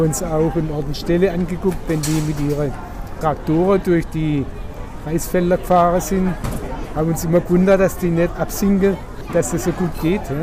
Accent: Germany; bei uns in Deutschland

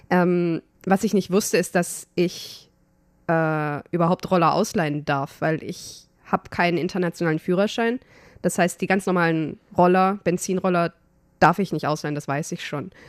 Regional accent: Germany; weil ich bin Deutsche, warum?

